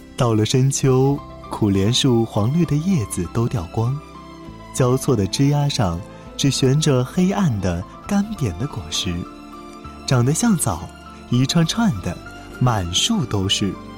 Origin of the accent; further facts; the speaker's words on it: southern China, China; 我出生在南方，也是在南方长大